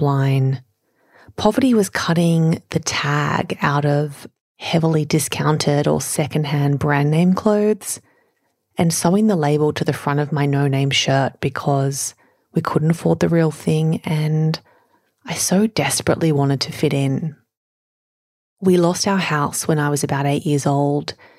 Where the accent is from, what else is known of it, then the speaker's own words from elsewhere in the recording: Sydney, New South Wales, Australia; I grew up in Sydney's western suburbs with enough, but not a lot